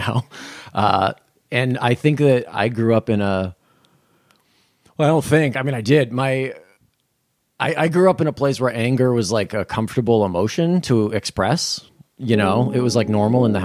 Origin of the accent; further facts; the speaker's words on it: Berkley, Massachusetts, United States; I was raised in Berkeley, Massachusetts.